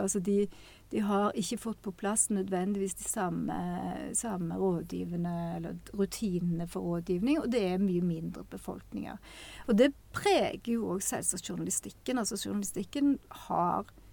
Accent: Western Norway, Norway; jeg har vokst opp på Vestlandet

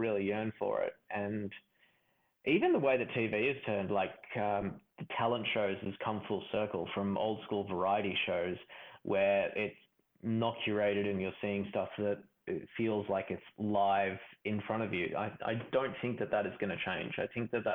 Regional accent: Melbourne, Victoria, Australia; I grew up in Melbourne

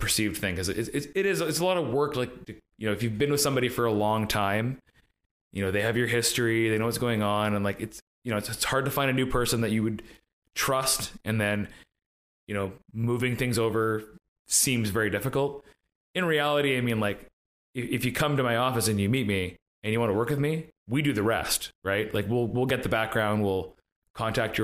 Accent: Coquitlam, British Columbia, Canada; also born or lived in North Vancouver; I grew up in Coquitlam

